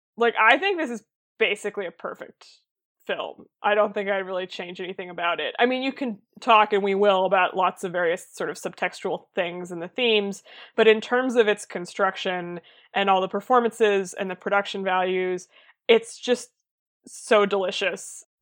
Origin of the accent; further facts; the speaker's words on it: Boston, Massachusetts, United States; I'm from Boston